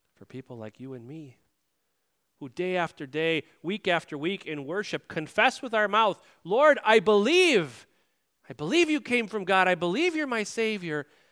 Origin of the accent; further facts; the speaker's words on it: United States; as Americans